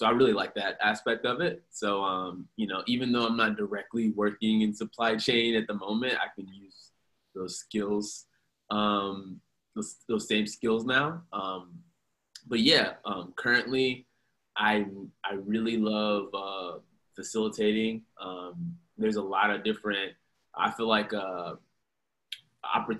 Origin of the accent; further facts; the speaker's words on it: Houston, Texas, United States; also born or lived in Tallahassee, Florida; now in Austin, United States; I'm originally from Houston. I grew up in Houston for most of my life